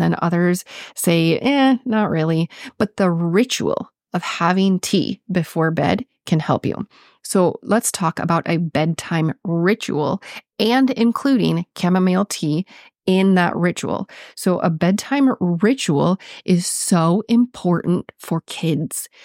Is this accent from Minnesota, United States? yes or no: yes; Minnesota, United States; accent: Minnesotan; my Minnesotan accent